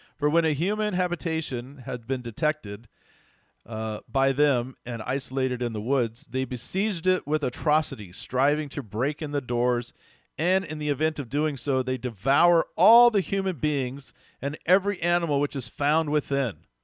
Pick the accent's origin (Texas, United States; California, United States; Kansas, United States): Texas, United States; I grew up down south in Texas